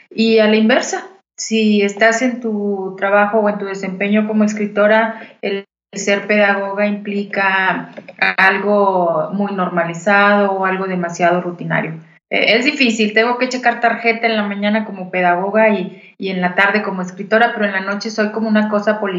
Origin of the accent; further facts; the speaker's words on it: Saltillo, Coahuila, Mexico; born there; Yo nací en Saltillo, pero desde muy chica, por el origen de mi papá, eh, pasaba largas temporadas